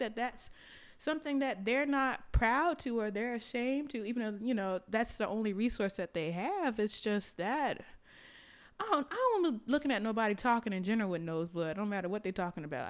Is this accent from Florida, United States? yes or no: yes; Florida, United States; moved away; I'm from Florida